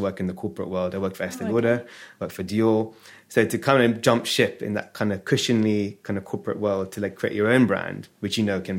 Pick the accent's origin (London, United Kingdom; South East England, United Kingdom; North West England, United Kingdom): London, United Kingdom; born there; I was born in North London.